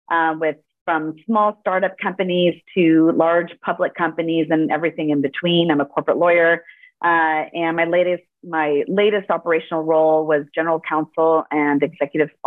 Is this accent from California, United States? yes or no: yes; Los Angeles, California, United States; born there; first language Spanish; English is a second language; I was born in Los Angeles, and Spanish was my first language.